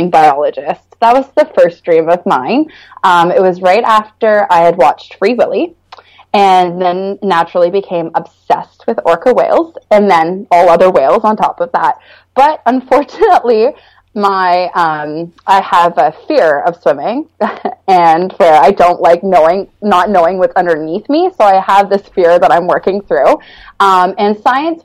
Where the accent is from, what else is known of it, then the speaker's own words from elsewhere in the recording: Stouffville, Ontario, Canada; also born or lived in North York, Ontario; I was born in North York General Hospital, and I grew up in Stouffville, Ontario